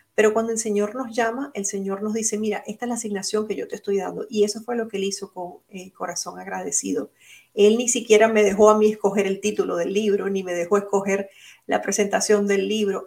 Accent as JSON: {"language": "Spanish", "country": "Venezuela", "also_born_or_lived": "Puerto Rico", "moved": "yes", "lives_now": "Orlando, United States", "said": "es una venezolana con corazón puertorriqueño también, porque viví muchos años en Puerto Rico"}